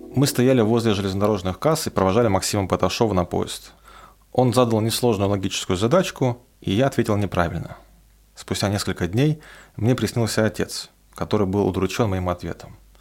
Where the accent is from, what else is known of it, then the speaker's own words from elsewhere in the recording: Roslavl, Smolensk Oblast, Russia; moved away; отправиться в Рославль, откуда я родом